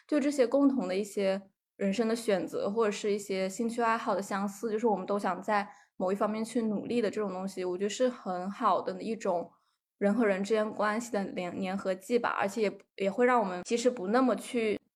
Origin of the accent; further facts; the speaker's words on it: southern China, China; 我是个南方人